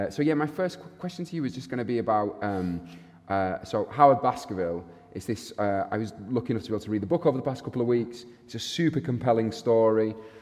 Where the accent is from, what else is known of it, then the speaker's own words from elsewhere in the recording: Bradford, Yorkshire and the Humber, United Kingdom; moved away as an adult; now in Manchester, United Kingdom; I'm a theatre maker and artist. I grew up in Bradford, but I'm based in Manchester now. So either a sellout or a Yorkshireman in exile